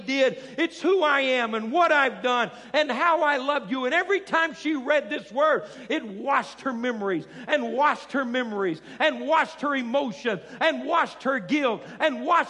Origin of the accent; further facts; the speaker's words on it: South Arkansas, United States; I grew up down in South Arkansas, and we're not far from Cajun land.